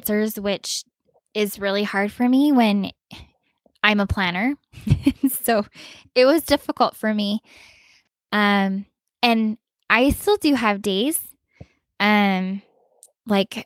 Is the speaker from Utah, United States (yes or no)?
yes; Utah, United States; moved away as an adult; also born or lived in Virginia / Texas; now in Colorado, United States; I grew up in Utah pretty much my whole life